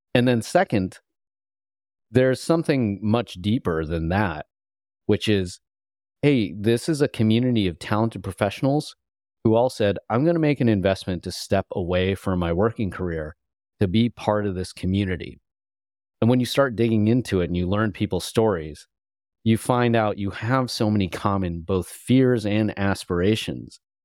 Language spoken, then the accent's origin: English; Illinois, United States; moved away as an adult; also born or lived in California; growing up in Illinois